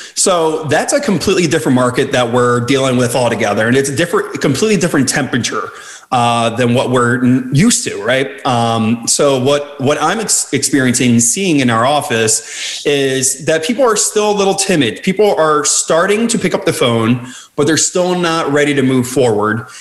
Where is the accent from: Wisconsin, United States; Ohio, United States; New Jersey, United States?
New Jersey, United States; outside Philadelphia; moved away as an adult; now in Washington, DC area, United States; I actually was born and raised in South Jersey, right outside, 20 minutes outside the Philadelphia area